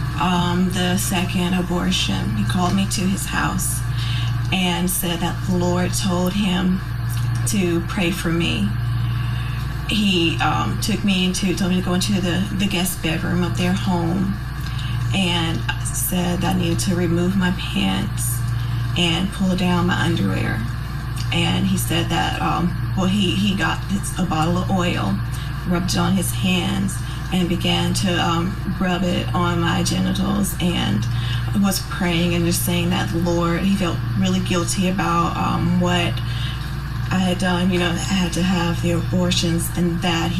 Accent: Columbus, Georgia, United States; I'm from Columbus, Georgia

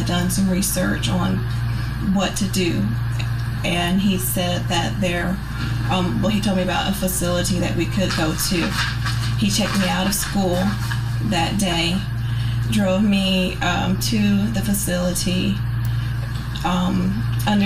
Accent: Columbus, Georgia, United States; I'm from Columbus, Georgia

